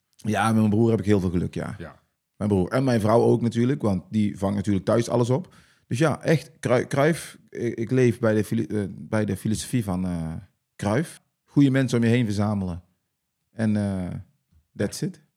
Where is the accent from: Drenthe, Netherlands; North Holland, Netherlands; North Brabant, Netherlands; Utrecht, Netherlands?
North Brabant, Netherlands; accent: Brabant